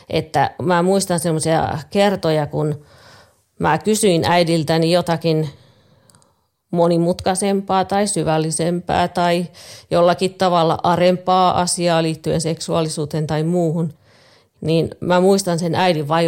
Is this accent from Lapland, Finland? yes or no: yes; Lapland, Finland; Synnyin pieneen kylään Lapissa. Meillä oli perheessä kahdeksan lasta, joista mä olin viides.